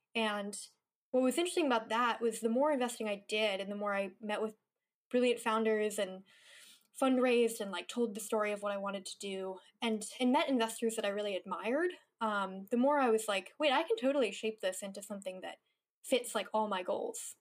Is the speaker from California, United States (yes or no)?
yes; Mendocino, California, United States; moved away as an adult; also born or lived in New York / Los Angeles; I grew up in a small rural town in Northern California